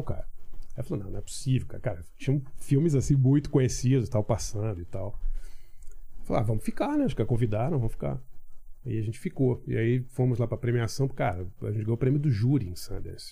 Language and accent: Portuguese; Rio de Janeiro, Brazil; moved away as an adult; also born or lived in New York, United States; now in São Paulo, Brazil; morei na, na, Ilha do Governador, no Rio, infância classe média